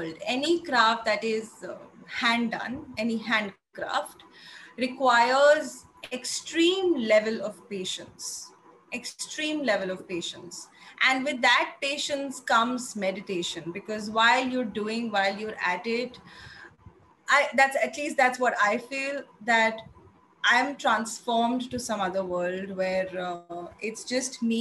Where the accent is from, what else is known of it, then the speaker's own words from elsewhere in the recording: Agra, Uttar Pradesh, India; I come from Agra